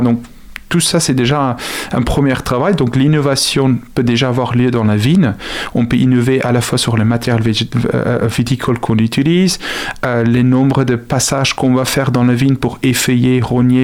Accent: South Africa; French is a second language; now in France; je suis originaire d'Afrique du Sud.

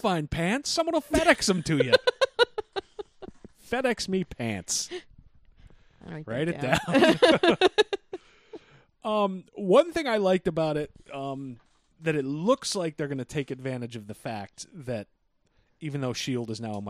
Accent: Belize; I'm from Belize, and that's why I don't want to fucking go back there.

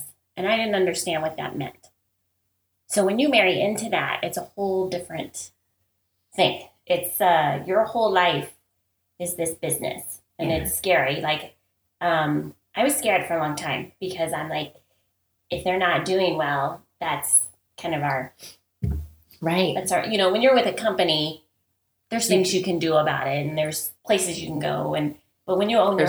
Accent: Midwest, United States; we're from the Midwest

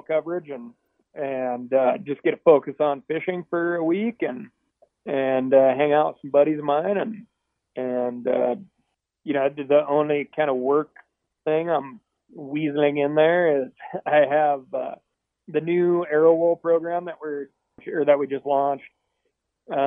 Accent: Missoula, Montana, United States; I grew up in Montana.

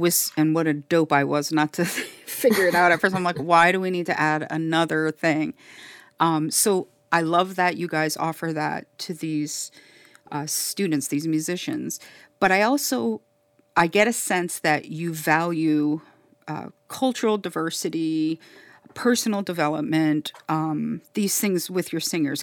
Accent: Miami, Florida, United States; And then I say, "Florida,"

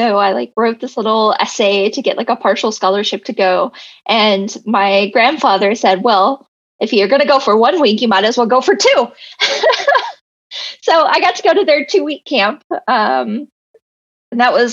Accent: Texas, United States; now in Los Angeles, United States; I grew up in Texas

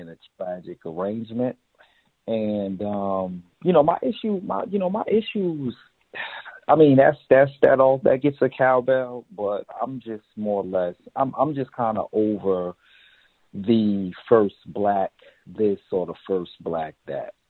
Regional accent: Newark, New Jersey, United States; I grew up in Newark, New Jersey

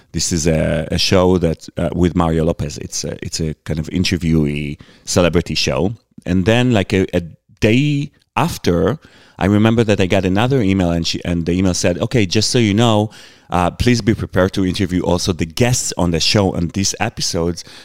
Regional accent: Israel; moved away; also born or lived in United States; I come from Israel.

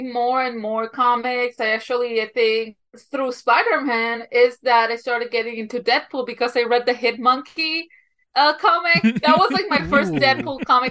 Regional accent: Colombia; moved away; So I'm from Colombia, like, in Encanto, Colombia, not the state

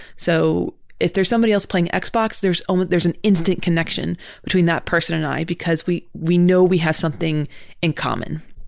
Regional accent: California, United States; I grew up in California

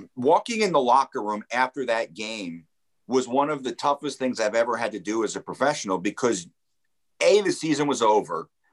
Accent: Lakewood, New Jersey, United States; also born or lived in Point Pleasant, New Jersey / Toms River, New Jersey; I grew up in New Jersey, so I was a big New Jersey Devils fan

